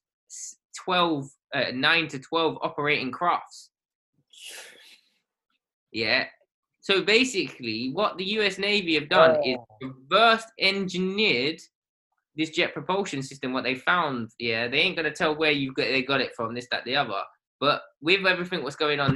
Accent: United Kingdom; I'm British because I've got a British passport

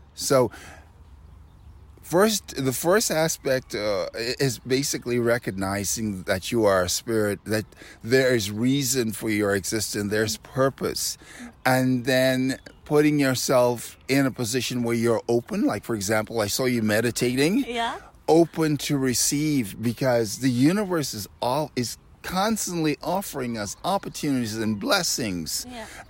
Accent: Nassau, New Providence, Bahamas; also born or lived in Washington D.C.; now in Switzerland; I'm not from America. I'm from Nassau, Bahamas originally.

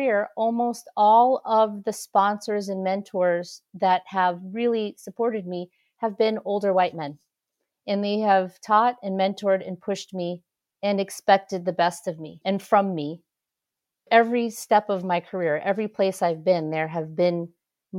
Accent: San Francisco, California, United States; now in Washington, D.C., United States; So I'm originally from San Francisco. I live in Washington, D.C. now, but I grew up in San Francisco.

